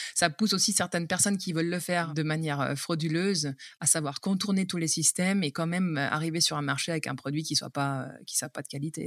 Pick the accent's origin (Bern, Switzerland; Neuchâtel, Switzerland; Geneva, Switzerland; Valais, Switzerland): Geneva, Switzerland; moved away as an adult; also born or lived in Vaud, Switzerland; now in Marche, Italy; je viens de la Suisse